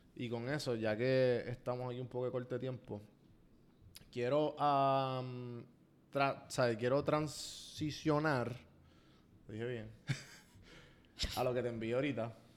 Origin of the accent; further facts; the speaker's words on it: Puerto Rico; como boricua